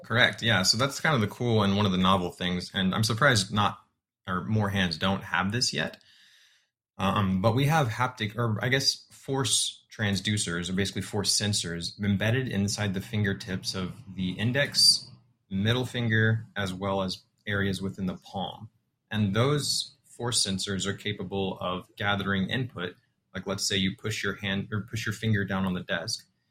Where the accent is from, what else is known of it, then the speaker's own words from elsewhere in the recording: San Antonio, Texas, United States; I was born and raised in San Antonio, Texas